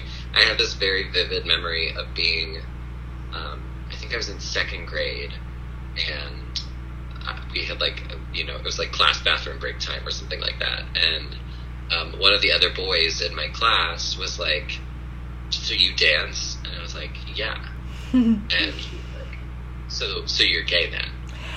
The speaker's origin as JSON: {"language": "English", "region": "the South", "country": "United States", "tie": "born or raised there", "said": "And, you know, I mentioned I grew up in the South, and I'm sure it's semi-universal, but also probably, you know, totally cultural."}